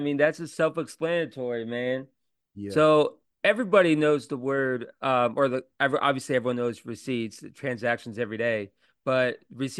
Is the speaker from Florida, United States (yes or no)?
yes; Florida, United States; I'm from Florida. I live in near Orlando is where I grew up, like near Cocoa Beach, Daytona Beach, that whole area out there.